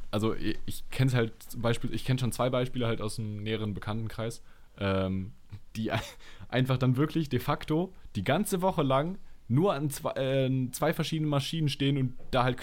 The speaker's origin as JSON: {"language": "German", "town": "Halle", "region": "Saxony-Anhalt", "country": "Germany", "tie": "born or raised there", "said": "Ich bin in Halle geboren."}